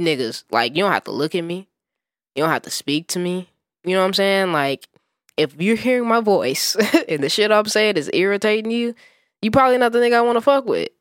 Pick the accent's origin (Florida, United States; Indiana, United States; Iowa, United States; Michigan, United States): Indiana, United States; Gary; I was born and raised in Gary, Indiana, nigga, that's basketball country